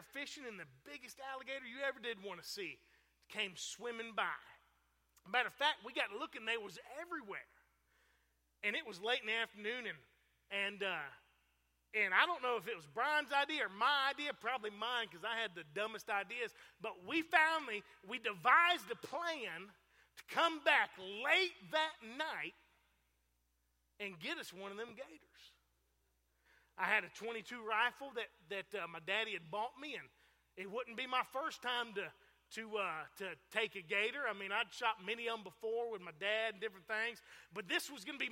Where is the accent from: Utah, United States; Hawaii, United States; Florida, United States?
Florida, United States; Fort Pierce; I grew up in Fort Pierce, Florida, same place that Preacher Malcolm is from